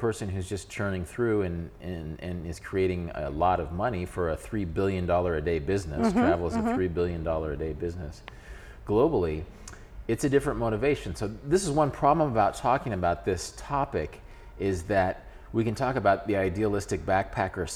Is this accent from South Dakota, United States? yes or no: no; Kansas, United States; I'm a guy from Kansas, which is a place that doesn't send as many travelers overseas